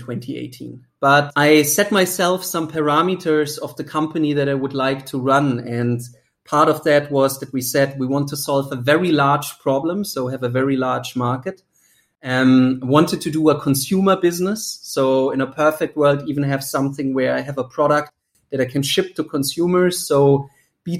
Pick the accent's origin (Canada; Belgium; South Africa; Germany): Germany; English is a second language; moved away as an adult; also born or lived in United States; as you might hear from the accent, I'm originally from Germany. I haven't lived there in now nearly 16 years